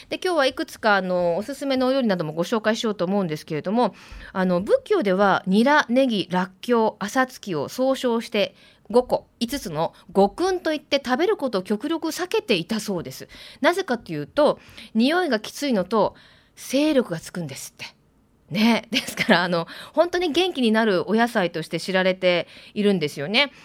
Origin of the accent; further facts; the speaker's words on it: Osaka, Japan; now in Fukuoka, Japan; 私大阪出身なんで